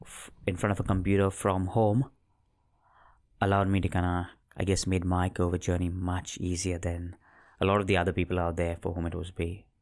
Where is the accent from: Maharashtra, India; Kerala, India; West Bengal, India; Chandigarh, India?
Maharashtra, India; Mumbai; I was born in Mumbai, India.